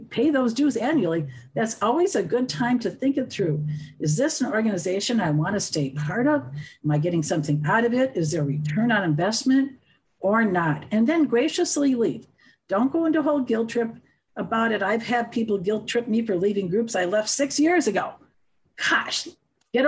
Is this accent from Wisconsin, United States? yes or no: yes; Wisconsin, United States; moved away as an adult; now in Colorado, United States; I'm from the Midwest. We're kind of a joining crowd up there from Wisconsin